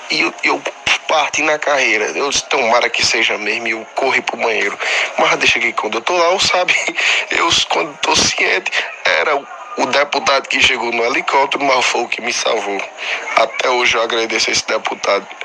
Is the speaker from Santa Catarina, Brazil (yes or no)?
no; Milagres, Ceará, Brazil; sou daqui de Milagres, no Cariri, interior do Ceará, perto aqui de Max. Não tão perto que não dá pra ir a pé, né? Mas eu sou daqui.